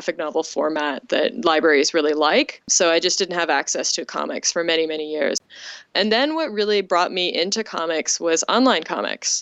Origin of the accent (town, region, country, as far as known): Ontario, Canada; born or raised there